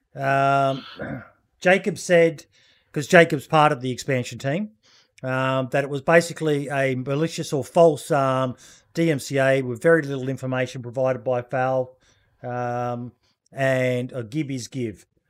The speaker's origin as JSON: {"language": "English", "country": "Australia", "said": "being an Aussie"}